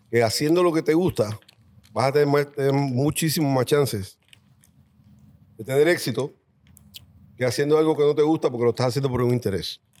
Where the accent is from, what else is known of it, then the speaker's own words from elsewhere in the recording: Spain; now in Puerto Rico; Cuando vine de España, llegué a Puerto Rico